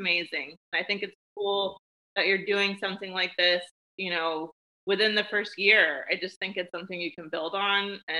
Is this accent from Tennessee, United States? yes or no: yes; Nashville, Tennessee, United States; also born or lived in Memphis, Tennessee / San Diego / Portland, Oregon / St. Petersburg, Florida; I was born in Memphis, Tennessee, but I have mainly lived in Nashville my whole life, except for a few, you know, short periods